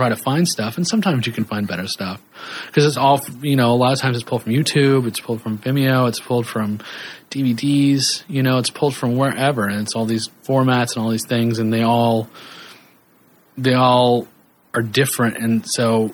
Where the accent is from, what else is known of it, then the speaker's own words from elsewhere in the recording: Kansas, United States; I grew up in Kansas